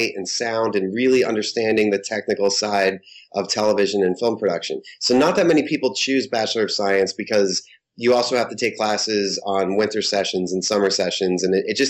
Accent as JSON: {"language": "English", "town": "Holliston", "region": "Massachusetts", "country": "United States", "tie": "born or raised there"}